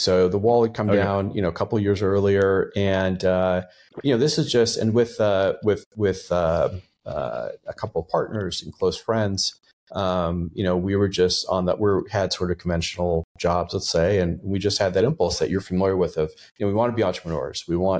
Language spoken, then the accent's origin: English; Texas, United States; also born or lived in Boston / New York; So I, you know, I grew up mostly in Texas, where I graduated high school.